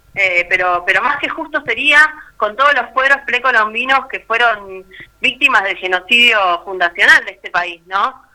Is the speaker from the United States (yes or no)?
no; Argentina; generaciones y generaciones de argentinos y latinoamericanos